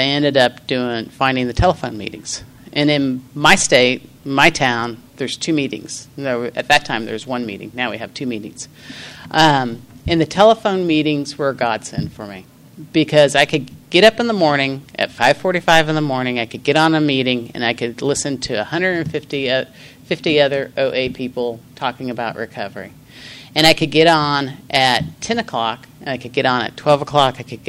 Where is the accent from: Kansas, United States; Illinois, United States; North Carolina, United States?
Kansas, United States; And I'm from Kansas. I'm out here. I'm on vacation in the hottest place on earth.